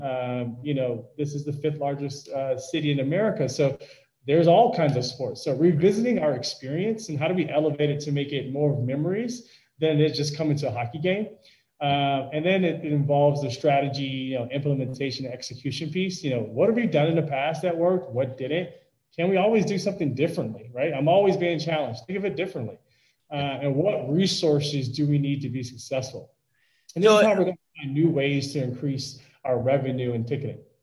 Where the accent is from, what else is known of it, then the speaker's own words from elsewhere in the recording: Wheeling, Illinois, United States; growing up in Chicago